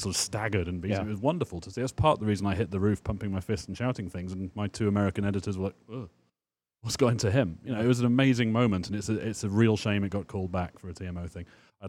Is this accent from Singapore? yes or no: no; England, United Kingdom; Plus, I'm English and sad.